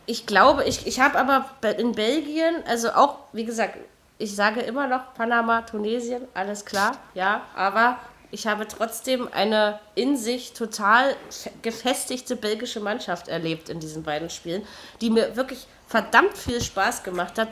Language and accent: German; Germany; als Deutscher